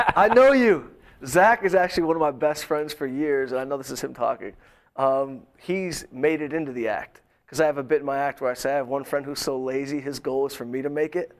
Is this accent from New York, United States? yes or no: no; Detroit, Michigan, United States; moved away as an adult; now in Los Angeles, United States; I am from Detroit. Um, not the rough streets. Good mixed background